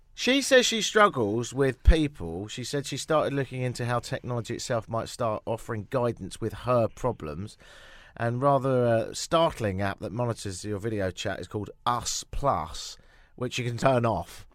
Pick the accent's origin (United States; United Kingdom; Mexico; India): United Kingdom; moved away as an adult; now in Toronto, Canada; I've always considered myself as, as much of a European as I have as a Brit, and in more recent years, slightly Canadian